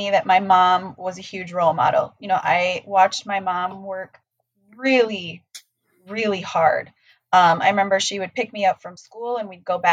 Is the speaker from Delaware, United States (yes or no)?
no; South Dakota, United States; now in Minnesota, United States; I grew up in South Dakota